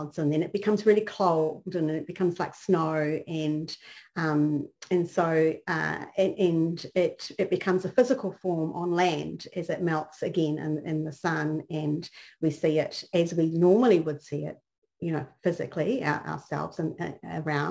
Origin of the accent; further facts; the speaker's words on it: New Zealand; now in Texas, United States; the context that I grew up in was in New Zealand